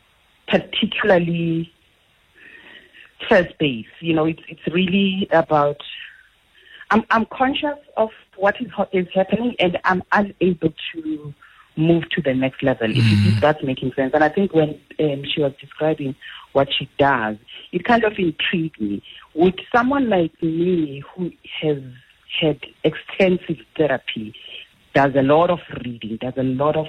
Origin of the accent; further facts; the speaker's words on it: Soweto, Gauteng, South Africa; I grew up in Soweto